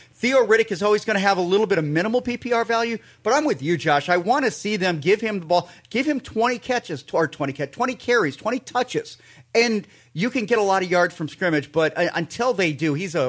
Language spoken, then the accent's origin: English; Minnesota, United States; I'm from Minnesota. I'm a Vikings fan.